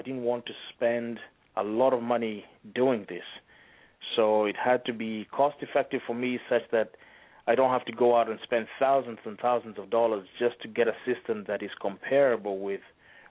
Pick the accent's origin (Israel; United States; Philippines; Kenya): Kenya; moved away; We're actually from East Africa, from a country called Kenya